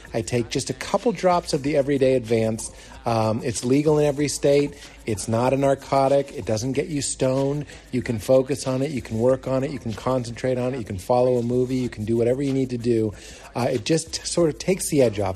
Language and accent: English; Lexington, Massachusetts, United States; I grew up in Lexington, Mass